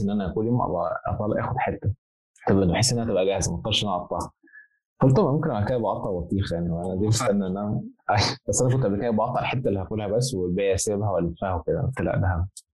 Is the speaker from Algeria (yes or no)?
no; Egypt; now in Zaragoza, Spain; عندنا في مصر